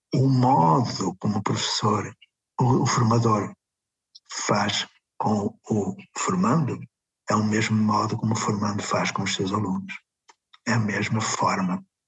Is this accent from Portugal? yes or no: yes; Porto, Norte, Portugal; quando era pequenino, nasci no Puerto